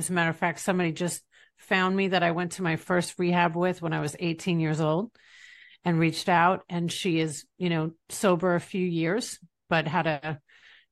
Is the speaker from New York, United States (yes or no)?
yes; East Rockaway, New York, United States; now in Tampa Bay, United States; I'm from East Rockaway, Long Island, New York